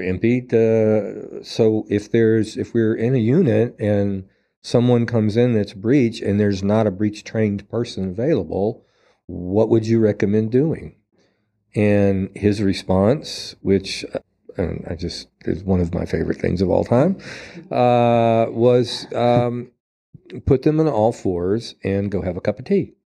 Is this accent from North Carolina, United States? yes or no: yes; Asheville, North Carolina, United States; my hometown, to Asheville